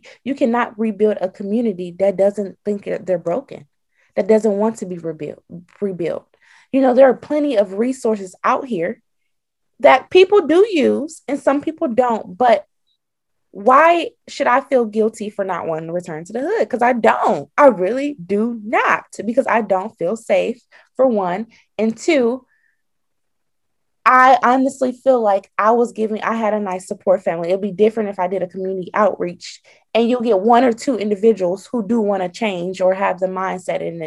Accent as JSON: {"language": "English", "town": "Detroit", "region": "Michigan", "country": "United States", "tie": "born or raised there", "also_born_or_lived": "Pine Bluff, Arkansas", "said": "I'm from Michigan, Detroit, to be exact"}